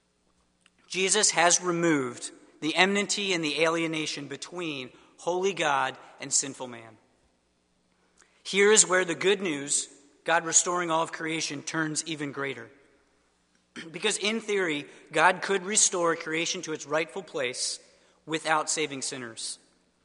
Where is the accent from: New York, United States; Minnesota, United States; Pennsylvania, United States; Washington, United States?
Pennsylvania, United States; suburbs of Philadelphia; moved away; I am from the suburbs of Philadelphia originally